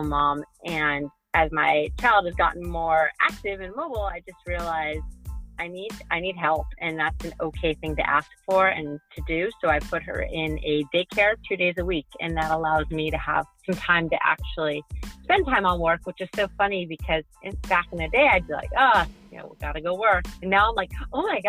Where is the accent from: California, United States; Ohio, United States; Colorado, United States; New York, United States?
California, United States; San Diego; moved away as an adult; also born or lived in Nashville, Tennessee / Greenville, Mississippi; I'm from San Diego